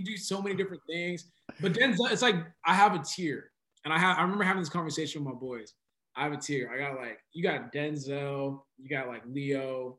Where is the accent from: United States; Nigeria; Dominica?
Nigeria; So I'm like, so I'm Nigerian, African, and then